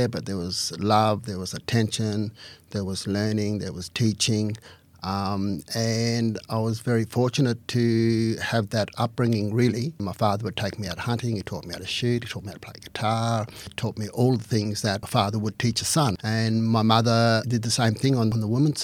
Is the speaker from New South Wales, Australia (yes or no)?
no; Alice Springs, Northern Territory, Australia; also born or lived in Aldgate, South Australia; I was born in 1957, then 1958 we came back to Alice Springs